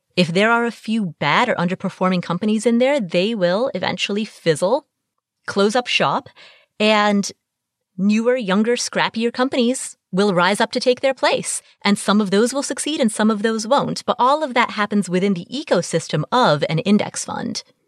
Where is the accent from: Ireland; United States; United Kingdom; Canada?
United States; Cincinnati, Ohio; Cincinnati, my hometown